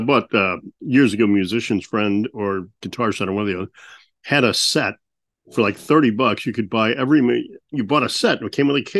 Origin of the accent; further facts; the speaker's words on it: Illinois, United States; born there; You lived in Illinois and I was born in Illinois.